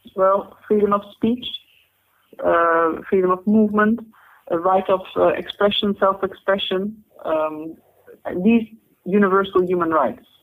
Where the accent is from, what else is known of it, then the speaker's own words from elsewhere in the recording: Netherlands; moved away as an adult; also born or lived in Cairo, Egypt / Oxford, United Kingdom / Exeter, United Kingdom / London, United Kingdom; I'm born in the Netherlands. I've I've gone through secondary school in the Netherlands.